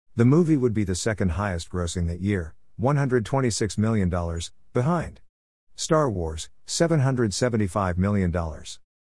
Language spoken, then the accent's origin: English; Scranton, Pennsylvania, United States; moved away; my hometown of Scranton